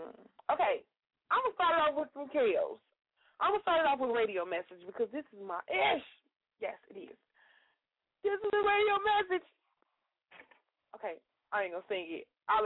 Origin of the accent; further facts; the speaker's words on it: Chicago, Illinois, United States; now in Indiana, United States; I'm from Chicago